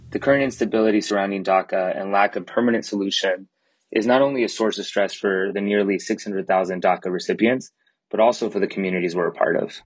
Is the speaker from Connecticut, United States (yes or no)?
no; California, United States; also born or lived in Tijuana, Mexico; now in Chicago, United States; I was born in Tijuana, Mexico, and raised in California since I was one